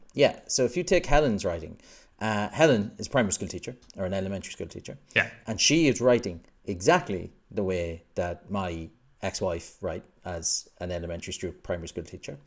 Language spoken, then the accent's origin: English; Ireland; now in United Kingdom; I'm also Irish